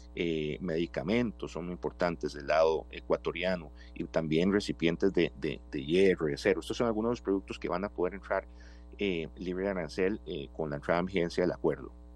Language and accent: Spanish; Costa Rica